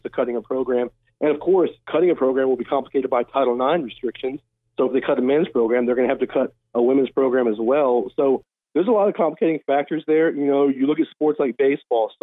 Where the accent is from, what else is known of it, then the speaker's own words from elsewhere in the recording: Virginia, United States; now in Boise, United States; I'm from Virginia